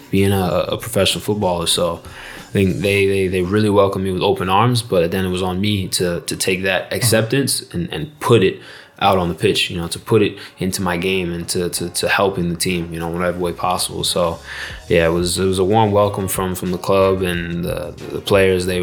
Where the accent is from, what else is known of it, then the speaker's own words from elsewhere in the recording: Jamaica; also born or lived in United States; So I think, look, I I'm Jamaican through and through.